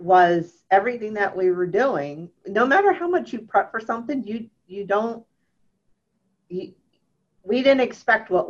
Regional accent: Ventnor City, New Jersey, United States; I would be working and living for my hometown

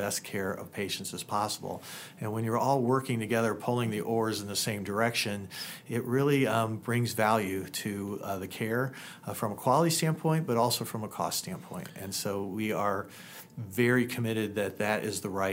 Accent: Indiana, United States; now in La Crosse, United States; I come from Indiana, and my parents still live there

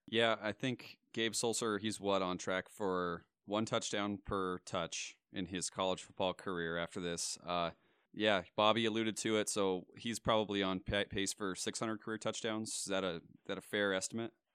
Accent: Montana, United States; as a kid growing up in Montana

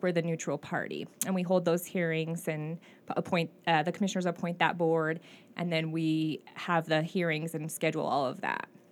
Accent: Klamath Falls, Oregon, United States; I was born and raised in Klamath Falls

